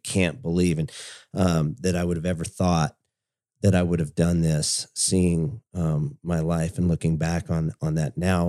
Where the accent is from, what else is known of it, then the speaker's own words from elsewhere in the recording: California, United States; we grew up in California, um, in high school.